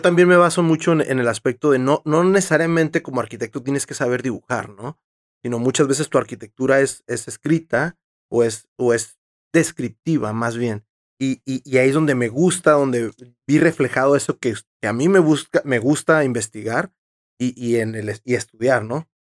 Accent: Tijuana, Baja California, Mexico; yo sí soy de aquí y he crecido toda mi vida aquí

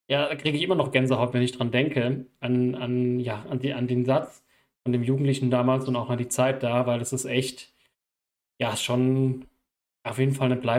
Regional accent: Gambia; German is a second language; das ist nicht selbstverständlich bei uns in Gambia

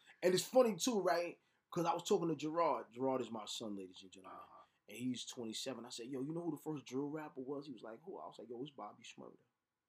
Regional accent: New York, United States; I'm from New York and I'm in my 50s.

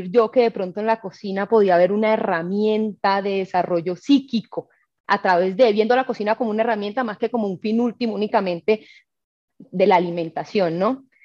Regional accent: Caribbean coast, Colombia; Soy costeña, eh, nací en una familia materna, eh, costeña, con unas raíces muy arraigadas y creo que eso me marcó.

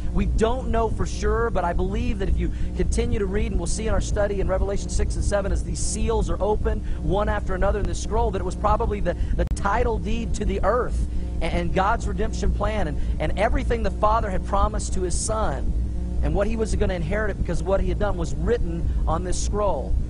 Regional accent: Tulsa, Oklahoma, United States; I grew up in Tulsa, Oklahoma

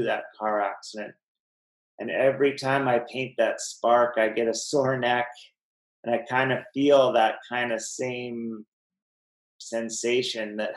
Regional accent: Kamloops, British Columbia, Canada; I'm from Kamloops and was on the football team, and I had quite a reputation in that town

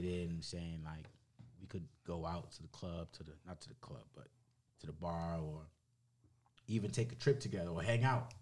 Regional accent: United States; I'm an American

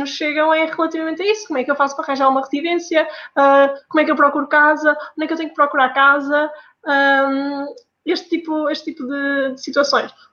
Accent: Norte, Portugal; accent: northern; moved away as an adult; now in Coimbra, Portugal; a minha pronúncia é lá de cima do norte.

